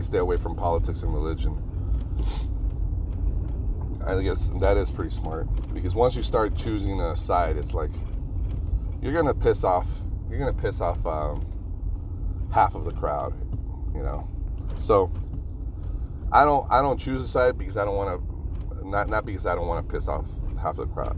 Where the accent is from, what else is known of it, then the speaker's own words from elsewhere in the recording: Reno, Nevada, United States; moved away; anytime I go back to Reno, I get to see all my local friends, all my childhood friends, my hometown